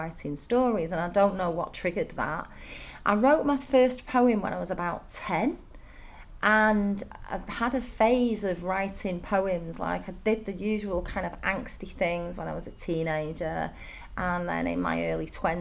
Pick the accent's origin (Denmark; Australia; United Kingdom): United Kingdom; Manchester, North West England; moved away as an adult; also born or lived in Dalian, China; now in Chengdu, China; I come from Manchester